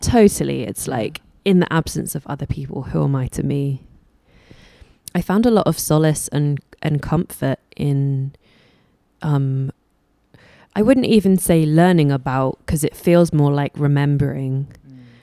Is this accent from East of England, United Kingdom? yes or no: no; London, United Kingdom; I was born in London